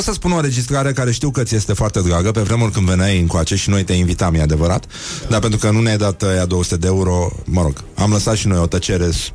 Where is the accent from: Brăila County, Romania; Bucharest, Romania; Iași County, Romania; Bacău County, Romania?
Brăila County, Romania; Brăila; eu sunt din Brăila